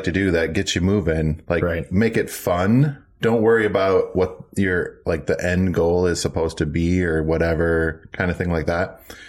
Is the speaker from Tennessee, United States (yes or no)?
no; Minnesota, United States; I'm from Minnesota, land of 10,000 lakes.